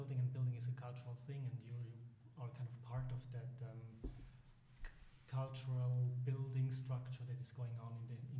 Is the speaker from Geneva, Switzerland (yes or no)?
no; St. Gallen, Switzerland; also born or lived in Atlanta; I'm back in St. Gallen, my hometown again, and have my practice there.